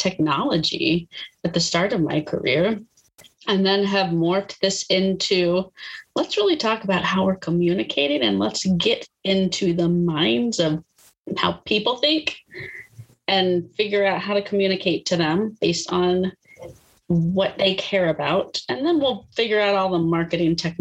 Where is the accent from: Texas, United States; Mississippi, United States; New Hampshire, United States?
Texas, United States; Austin; moved away as an adult; now in North Carolina, United States; born and bred in Texas